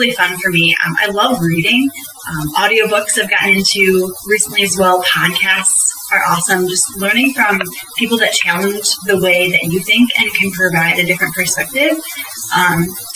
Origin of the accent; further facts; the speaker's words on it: United States; growing up in the United States